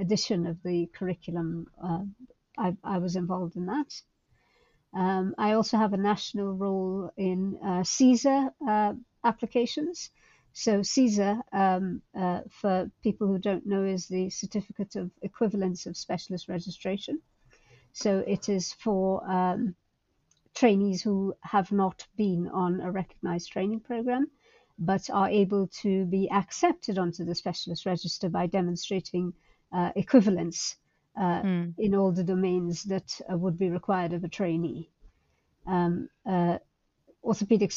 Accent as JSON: {"language": "English", "country": "Guyana", "tie": "born or raised there", "also_born_or_lived": "Calcutta, India", "moved": "as an adult", "lives_now": "United Kingdom", "said": "I grew up in Guyana in South America, which at the time was a low income country."}